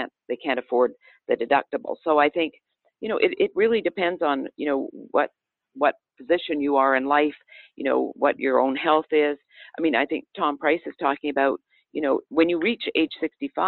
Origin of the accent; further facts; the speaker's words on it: Canada; now in United States; I'm from Canada. I grew up under a single payer system where the government is the sole provider of health care